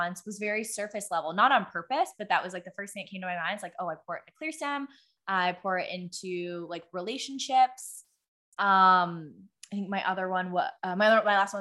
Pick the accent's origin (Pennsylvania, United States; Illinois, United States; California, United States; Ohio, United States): Pennsylvania, United States; Pittsburgh; I grew up in Pittsburgh